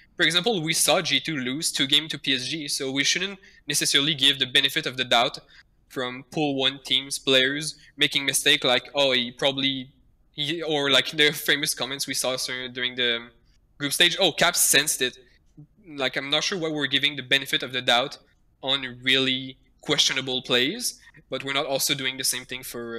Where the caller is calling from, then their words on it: Quebec City, Quebec, Canada; From Quebec City, Canada.